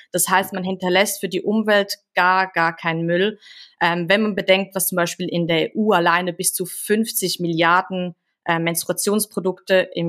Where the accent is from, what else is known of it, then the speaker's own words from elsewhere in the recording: Switzerland; ich bin in einem ganz ganz kleinen Dorf aufgewachsen ähm, mit gefühlt 200 Einwohnern.